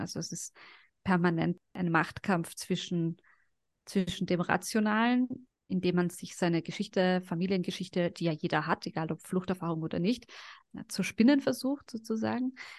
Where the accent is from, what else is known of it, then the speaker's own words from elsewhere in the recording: Carinthia, Austria; also born or lived in Sarajevo, Bosnia and Herzegovina; now in Vienna, Austria; ich bin ja dann auch in Kärnten aufgewachsen